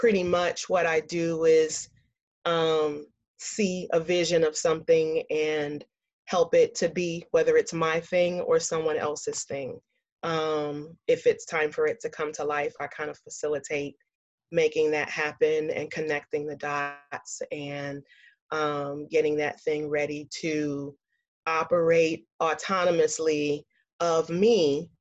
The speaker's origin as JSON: {"language": "English", "town": "Columbia", "region": "South Carolina", "country": "United States", "tie": "born or raised there", "moved": "yes", "said": "Born and raised in Columbia, South Carolina, grew up in the South, military brat"}